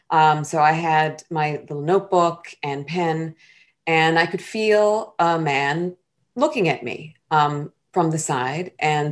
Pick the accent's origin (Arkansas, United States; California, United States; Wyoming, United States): California, United States; Long Beach; also born or lived in Sri Lanka; now in New York City, United States; I was born in Sri Lanka. I'm very proud to be Tamil, like our first female and Black and Indian Vice President, Kamala Harris. I was raised in Long Beach, California, and have been on the East Coast for most of my life and in New York City for the past, this would be my 26th year.